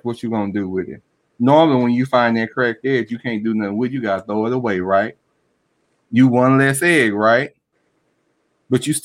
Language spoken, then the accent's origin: English; Baltimore, Maryland, United States; I'm from Baltimore this day. I'm from B-more